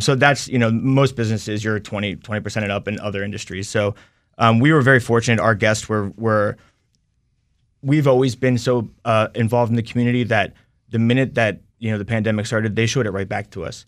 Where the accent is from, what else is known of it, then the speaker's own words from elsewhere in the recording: Sterling, Virginia, United States; now in Leesburg, United States; I'm from Sterling. I grew up there. I currently live in Leesburg right now.